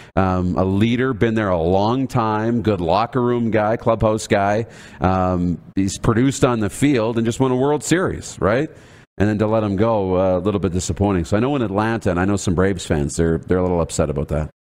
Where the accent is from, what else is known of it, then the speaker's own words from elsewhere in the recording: Canada; as a Canadian